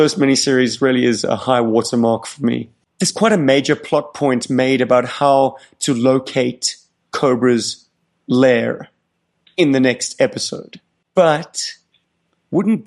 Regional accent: South Africa; as a South African boy

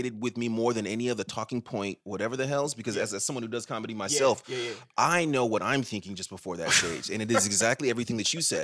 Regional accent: Ghana; I'm Ghanaian

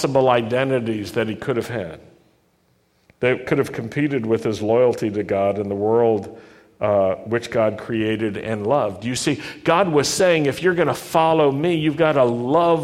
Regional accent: the South, United States; I grew up in the South. I know the South.

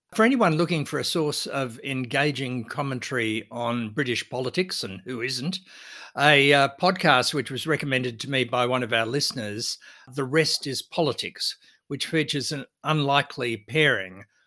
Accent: Australia; our country

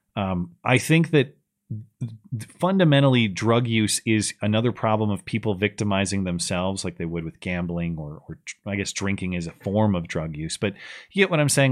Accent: United States; I'm an American

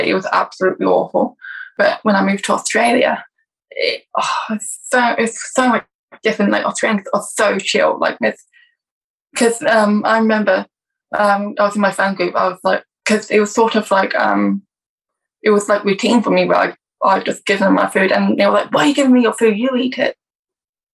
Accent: England, United Kingdom; I'm from England, so school in England was absolutely awful.

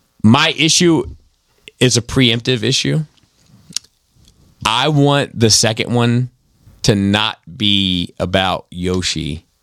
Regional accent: Brooklyn, New York, United States; It's called Earth. I'm from Brooklyn.

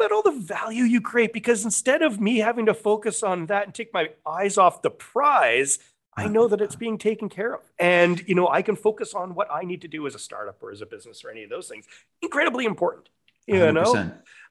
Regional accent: Australia; And I'm so Australian.

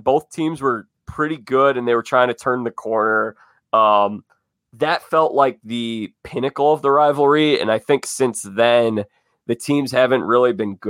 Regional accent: Evanston/Chicago area, Illinois, United States; they're my hometown team right here.

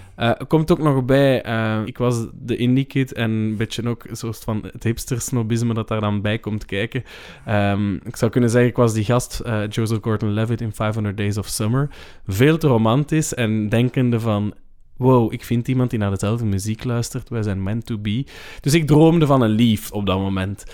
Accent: Leuven, Flanders, Belgium; ik heb ook gestudeerd in Leuven. Eh, en dat is de stad waar ik opgegroeid ben

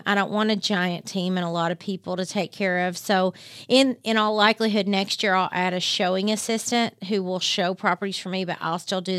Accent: Harlan County, Kentucky, United States

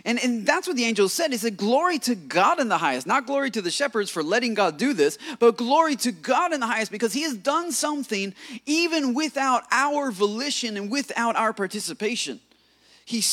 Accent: United States; being an American

